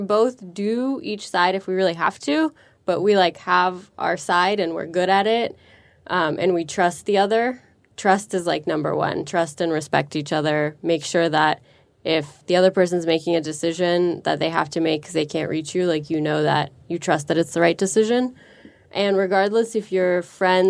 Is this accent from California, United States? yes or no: yes; San Francisco, California, United States; growing up in San Francisco